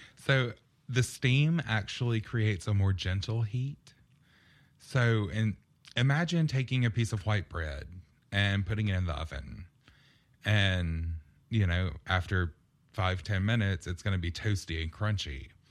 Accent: Purvis, Mississippi, United States; moved away as an adult; also born or lived in Las Vegas, Nevada; growing up in Purvis, um, we lived out in the middle of nowhere

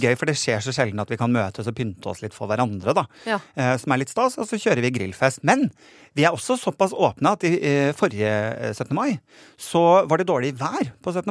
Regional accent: Nordland, Norway; nordlandsbunaden, fordi det er det jeg har tilhørighet til

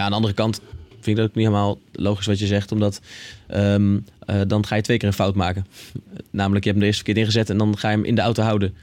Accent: Netherlands; wij als Nederlanders hier

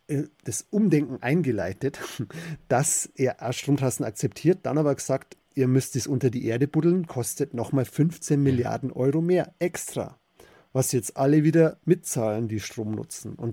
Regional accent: Bavaria, Germany; in meiner Heimat im Bayerischen Wald

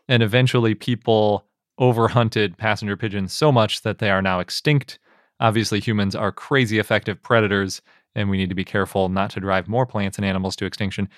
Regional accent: Wisconsin, United States; When I grew up in Wisconsin, yeah, I lived through at least one of these cicada events

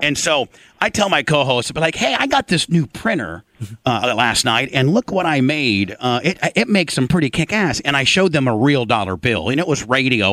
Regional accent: Indiana, United States; Growing up in Indiana, Jay, my dad, uh, who restores 32 Fords

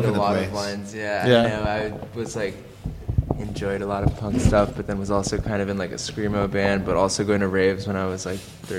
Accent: Los Angeles, California, United States; I grew up in Hollywood.

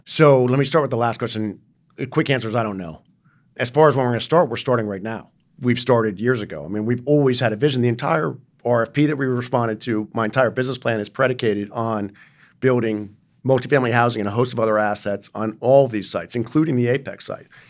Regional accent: New York City, New York, United States; also born or lived in San Francisco Bay Area; now in Los Angeles, United States; I grew up in New York City

